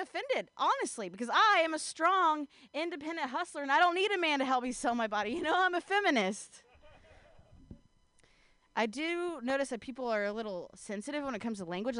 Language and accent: English; Ohio, United States; now in California, United States; I'm not from California. I'm actually from the Midwest. I'm actually from Ohio